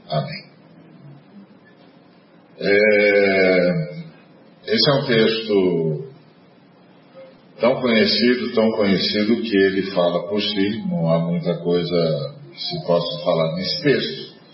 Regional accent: Brazil; a hora que eles viram que eu era brasileiro

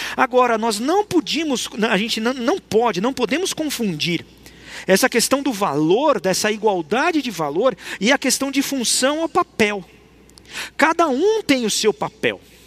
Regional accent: Brazil; nós somos cristãos, mas nós somos brasileiros

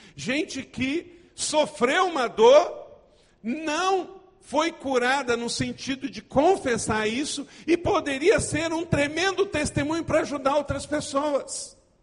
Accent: Macaé, Rio de Janeiro, Brazil; also born or lived in Nova Iguaçu / Ijuí, Rio Grande do Sul; Eu sou nascido aqui no estado do Rio de Janeiro. Eu não sou carioca, mas eu sou fluminense.

